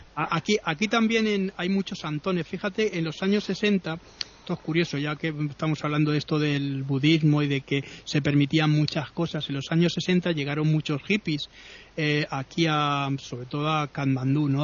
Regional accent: Spain; ¿de dónde soy? digo somos españoles

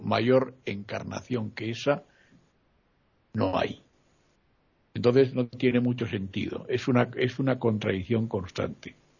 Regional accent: Madrid, Community of Madrid, Spain; moved away as an adult; Yo soy de Madrid y estuve 11 años fuera de mi pueblo.

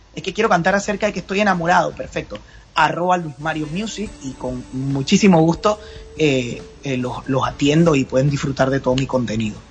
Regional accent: Panama; aquí en Panamá

